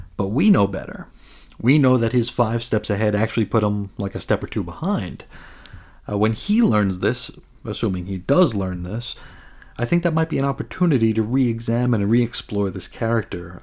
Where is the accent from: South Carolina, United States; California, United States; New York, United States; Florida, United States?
New York, United States; I'm from New York